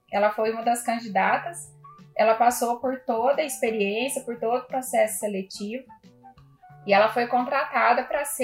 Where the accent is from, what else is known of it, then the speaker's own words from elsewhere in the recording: Minas Gerais, Brazil; moved away as an adult; also born or lived in Rio Grande do Sul; now in Taubaté, Brazil; Eu tenho 45 anos. Há 16 anos eu sou advogada. Uma gaúcha que foi para Minas com 3 anos de, de idade e lá eu morei por mais de 40 anos.